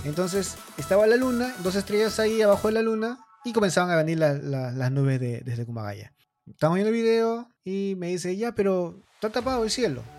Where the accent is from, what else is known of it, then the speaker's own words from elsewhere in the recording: Mala, Lima, Peru; now in Japan; yo soy de Mala, me queda muy cerca Chilca